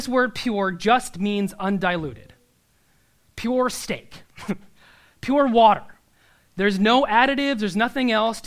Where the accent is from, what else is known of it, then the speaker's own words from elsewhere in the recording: Nebraska, United States; I'm from Nebraska